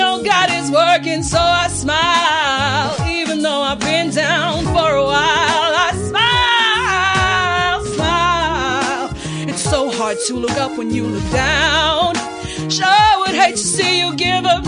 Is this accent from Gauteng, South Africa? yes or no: yes; Johannesburg, Gauteng, South Africa; I'm originally from Joburg